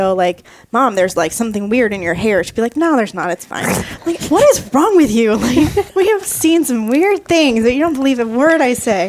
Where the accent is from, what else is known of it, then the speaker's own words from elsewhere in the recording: Florida, United States; I grew up in Florida